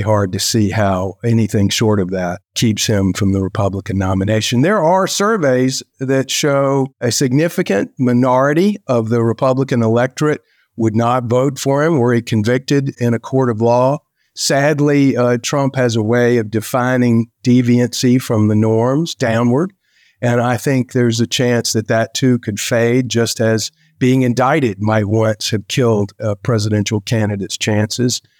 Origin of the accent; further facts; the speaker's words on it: South Carolina, United States; My friend, Tim Scott, senator from my home state